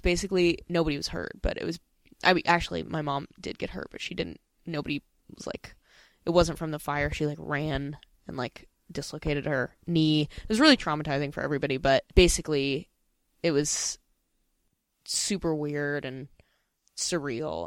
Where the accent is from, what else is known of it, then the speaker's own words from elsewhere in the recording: Pasadena, California, United States; where I grew up in Pasadena